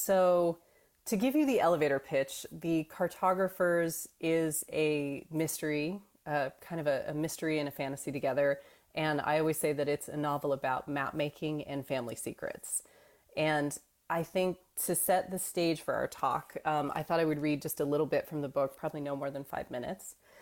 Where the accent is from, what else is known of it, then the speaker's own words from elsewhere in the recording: Phoenix, Arizona, United States; I grew up in Phoenix, Arizona